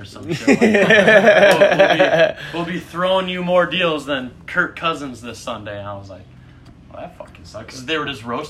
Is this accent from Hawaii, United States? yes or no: no; Minnesota, United States; moved away; as a Minnesotan